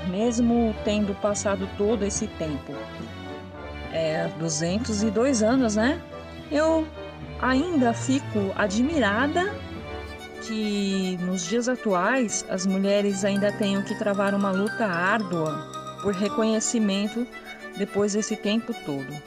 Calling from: Belo Horizonte, Minas Gerais, Brazil; Olá a todos … sou de Belo Horizonte, Minas Gerais.

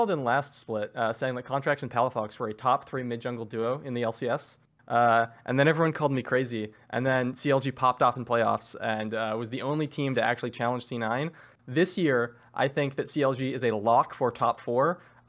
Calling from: Seattle, Washington, United States; I'm coming from beautiful Seattle, Washington, where it is not raining because it is freezing cold, so it's snowing.

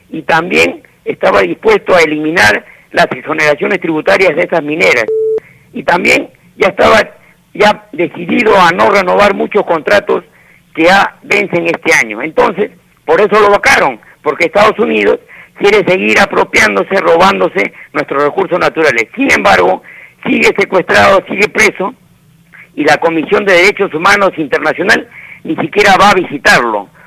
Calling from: Villa María, Lima, Peru; de Villa María.

